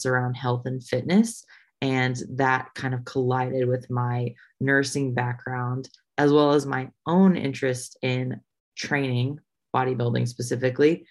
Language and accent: English; Indiana, United States; moved away as an adult; also born or lived in Nashville; I grew up in Indiana